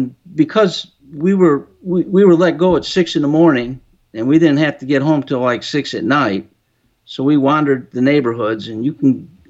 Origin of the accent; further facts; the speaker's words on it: Chicago, Illinois, United States; I'm from Chicago area